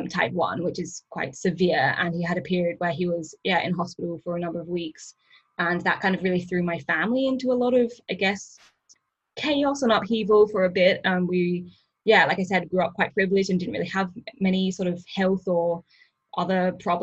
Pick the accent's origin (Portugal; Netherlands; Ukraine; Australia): Australia; Perth, Western Australia; moved away as an adult; also born or lived in England / Canberra; now in Sydney, Australia; I was born in England and I moved to Australia when I was about 10. I moved to Perth in Western Australia when I was about 10. And I grew up there and did my high school there